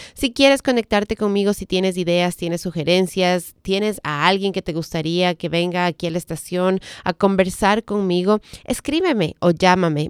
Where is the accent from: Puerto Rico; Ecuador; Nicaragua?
Ecuador; moved away as an adult; now in United States; había manejado en mi país, pero en esos tiempos en, mi país no necesitábamos tomar clases